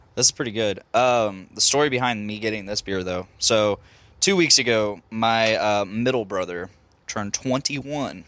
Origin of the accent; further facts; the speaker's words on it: Lafayette, Indiana, United States; we're Lafayette, Indiana.